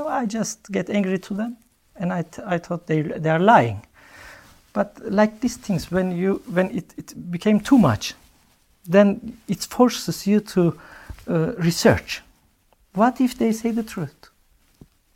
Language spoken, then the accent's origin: English; Aksaray, Aksaray Province, Turkey; born or raised there; English is a second language; moved away as an adult; now in Norway